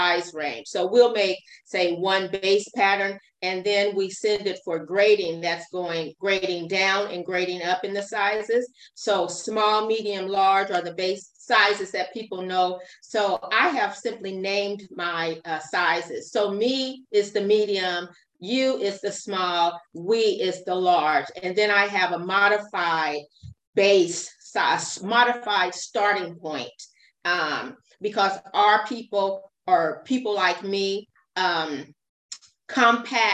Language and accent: English; Fresno, California, United States; also born or lived in Long Beach, California / Inglewood, California; I was raised in Fresno, California, but I was born in Long Beach, California